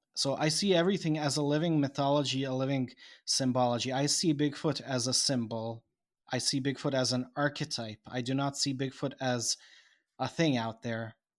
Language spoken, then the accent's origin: English; Bosnia & Herzegovina; I am now from Bosnia